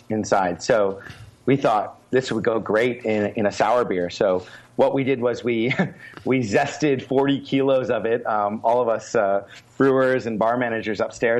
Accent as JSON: {"language": "English", "town": "Victoria", "region": "British Columbia", "country": "Canada", "tie": "born or raised there", "moved": "as an adult", "lives_now": "South Korea", "said": "my hometown of Victoria"}